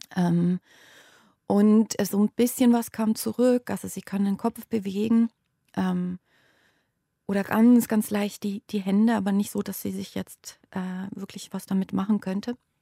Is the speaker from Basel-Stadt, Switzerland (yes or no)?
yes; Basel, Basel-Stadt, Switzerland; moved away as an adult; Basel ist meine Heimatstadt und da habe ich die ersten 30 Jahre meines Lebens gelebt